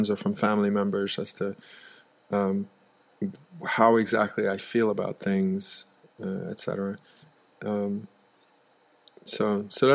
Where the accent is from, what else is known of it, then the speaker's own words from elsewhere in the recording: United States; also born or lived in Netherlands; I grew up in the United States of America, and it was very much in a Caribbean culture